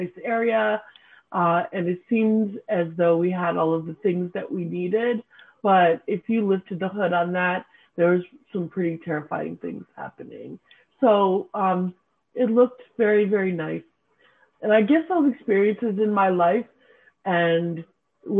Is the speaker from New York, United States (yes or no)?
yes; upstate New York, United States; also born or lived in Santa Barbara, California / Boston / Cape Cod; Lived in Cape Cod for a little while with my adoptive family before we settled in upstate New York. Since I was about four